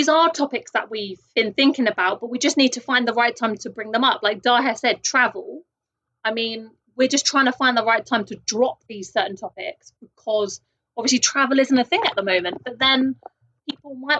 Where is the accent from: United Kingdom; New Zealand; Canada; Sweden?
United Kingdom; I am a Brit